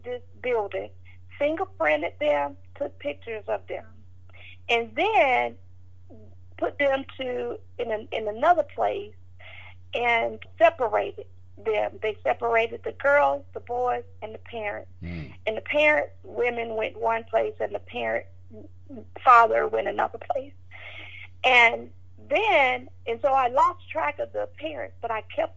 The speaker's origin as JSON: {"language": "English", "town": "Marietta", "region": "Georgia", "country": "United States", "tie": "born or raised there", "also_born_or_lived": "Smyrna, Georgia", "accent": "southern", "said": "my southern accent, I was calling it Mac Allen. But when I got there, they corrected me and they said, no, it's McAllen. But I'm from Georgia"}